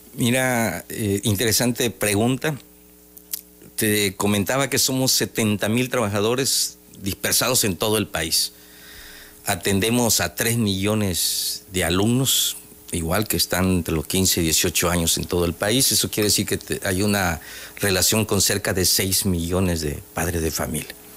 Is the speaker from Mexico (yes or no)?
yes; Tabasco, Mexico; yo soy tabasqueño, ¿no? 100%